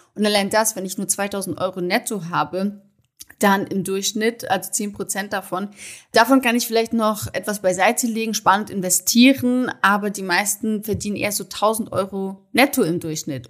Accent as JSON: {"language": "German", "country": "Germany", "also_born_or_lived": "Munich", "said": "bei uns in Deutschland herrscht noch das klassische Rollenbild"}